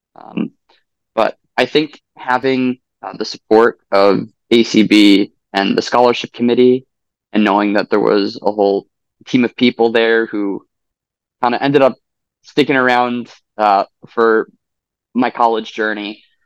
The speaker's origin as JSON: {"language": "English", "area": "Long Island", "region": "New York", "country": "United States", "said": "I am from Long Island, New York"}